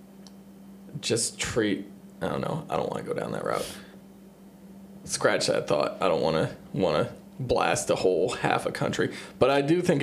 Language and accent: English; Erie, Pennsylvania, United States